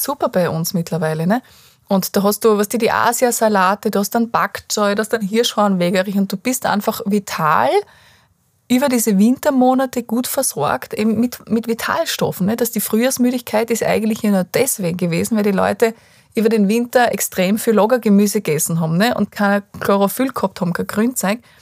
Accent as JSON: {"language": "German", "region": "Styria", "country": "Austria", "said": "bei uns in der Steiermark ist ja ganz viel Lehmboden"}